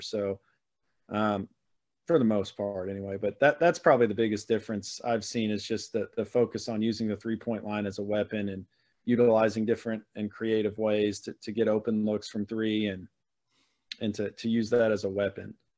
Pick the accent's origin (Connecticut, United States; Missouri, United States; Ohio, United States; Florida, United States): Missouri, United States; born and raised in Missouri, so I've spent my my whole life in Missouri, mid Missouri mostly